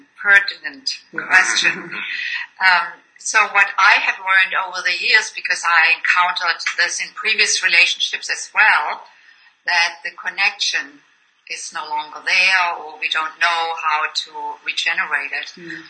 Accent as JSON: {"language": "English", "country": "Germany", "also_born_or_lived": "Boston", "second_language": "English", "moved": "as an adult", "said": "you can tell by my accent that I didn't grow up in the United States. I came from Germany when I was 29 to Boston to do postgraduate work in music."}